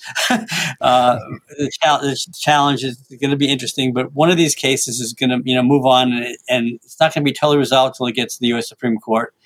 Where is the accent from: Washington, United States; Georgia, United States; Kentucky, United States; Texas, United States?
Washington, United States; now my home state of Washington.